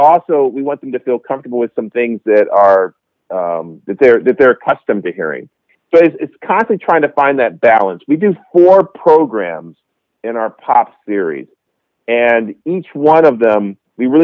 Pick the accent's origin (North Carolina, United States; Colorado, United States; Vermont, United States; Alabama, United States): North Carolina, United States; Greensboro; I grew up in Greensboro, North Carolina.